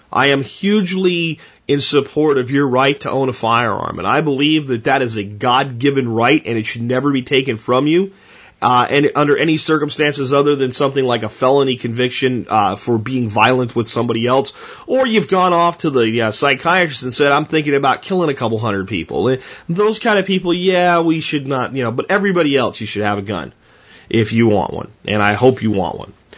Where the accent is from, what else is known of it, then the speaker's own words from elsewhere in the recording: United States; We're Americans first